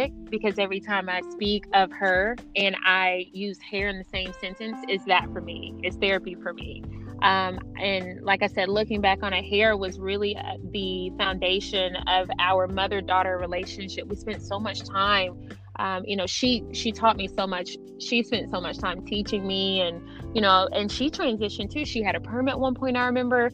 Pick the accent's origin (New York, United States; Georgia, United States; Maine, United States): Georgia, United States; moved away as an adult; now in Las Vegas, United States; I'm from Georgia, so I'm used to the big hair. I'm used to the humidity